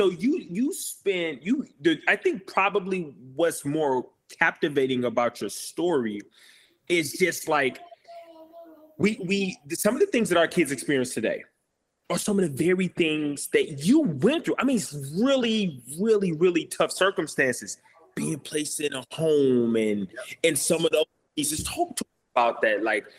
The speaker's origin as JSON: {"language": "English", "town": "St. Louis", "region": "Missouri", "country": "United States", "tie": "born or raised there", "said": "I grew up in St. Louis off Union and Kings Highway."}